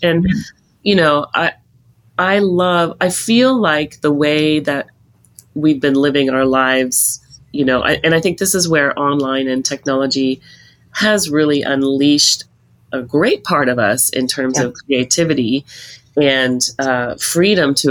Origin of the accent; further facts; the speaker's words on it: Montana, United States; also born or lived in Libby, Montana; now in Toronto, Canada; Growing up in Montana